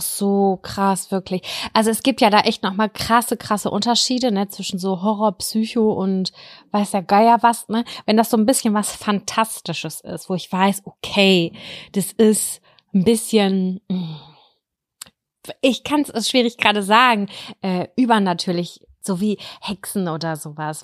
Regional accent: Lübbecke, North Rhine-Westphalia, Germany; bei uns in Lübbecke 3232 Lübbecke

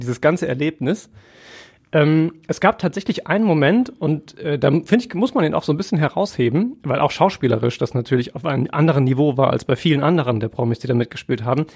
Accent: Essen, North Rhine-Westphalia, Germany; für uns aus Essener Sicht

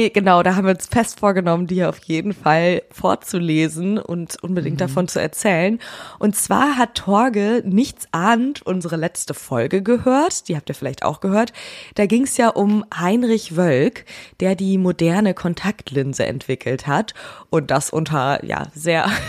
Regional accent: Schönkirchen, Schleswig-Holstein, Germany; Aufgewachsen bin ich in Schönkirchen bei Kiel

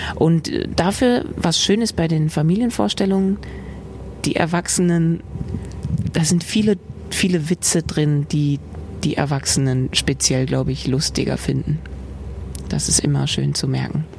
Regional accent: Frankfurt, Hesse, Germany; moved away; also born or lived in Vienna; Sossenheim, da wo ich aufgewachsen bin mit meinem Bruder, ist nicht Dorf

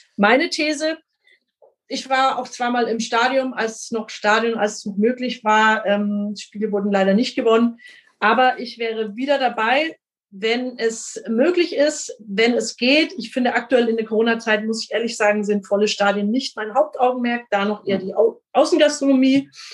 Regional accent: Franconia, Bavaria, Germany; bei uns in Franken und in Bayern

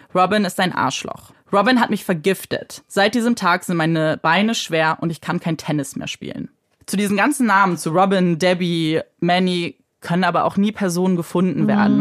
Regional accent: Germany; bei uns in Deutschland

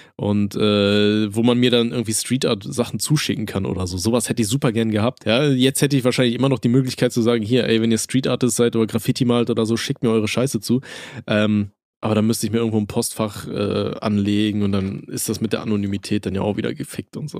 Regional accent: Aachen, North Rhine-Westphalia, Germany; Bei uns in Aachen

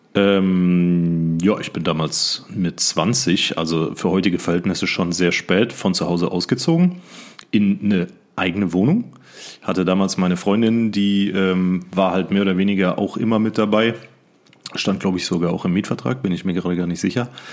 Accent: Siegen, North Rhine-Westphalia, Germany; in meiner Heimatstadt in Siegen gearbeitet habe

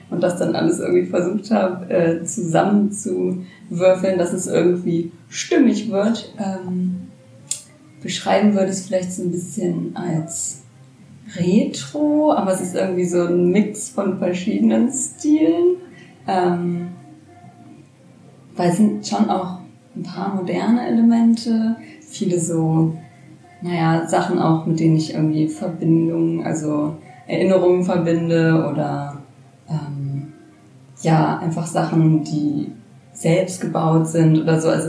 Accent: Braunschweig, Lower Saxony, Germany; Ich komme aus Braunschweig, bin sogar gebürtige Braunschweigerin

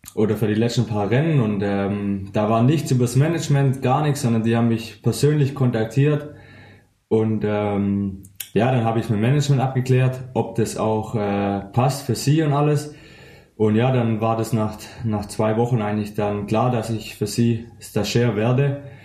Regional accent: Weilheim an der Teck, Baden-Württemberg, Germany; moved away as an adult; now in Schorndorf, Germany; ich komme ursprünglich aus Weilheim an der Tech

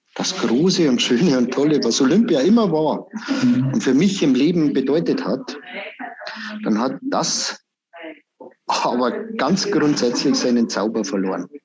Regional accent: Berchtesgaden, Bavaria, Germany; bei uns in Berchtesgaden

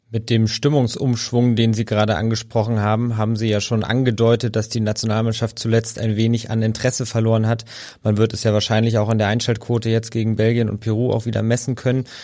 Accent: Berlin, Germany; ich als gebürtiger Berliner

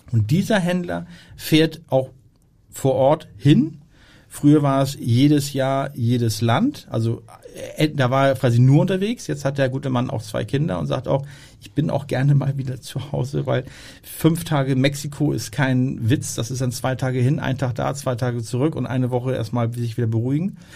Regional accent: Hamburg, Germany; weil wir als Hamburger äh, haben dort keinen Zugriff.

